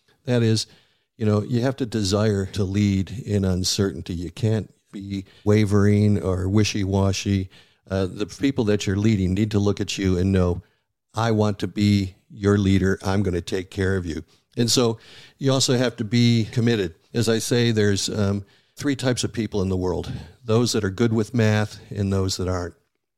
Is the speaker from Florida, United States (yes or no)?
no; Buffalo, New York, United States; I grew up in Buffalo, New York, which is a foodie town, a very ethnic town, and it's more than just the Bills and bowling, but food.